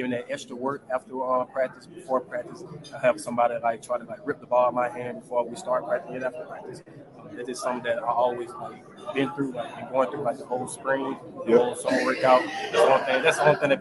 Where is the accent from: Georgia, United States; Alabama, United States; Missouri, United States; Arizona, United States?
Alabama, United States; moved away; Being back in Alabama, you know, I'm from Alabama